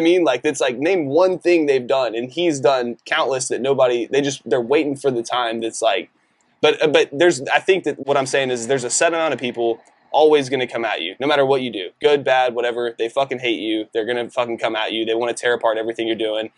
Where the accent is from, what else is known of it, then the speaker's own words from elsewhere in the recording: Decatur, Texas, United States; moved away; also born or lived in Colorado; I'm from Decatur, which is like a really small, conservative, predominantly white town.